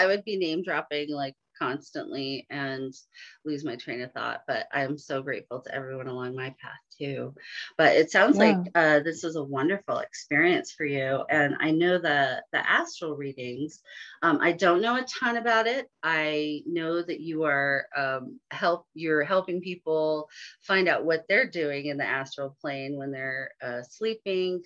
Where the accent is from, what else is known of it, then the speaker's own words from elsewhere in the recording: San Francisco Bay Area, California, United States; I grew up in the San Francisco Bay Area.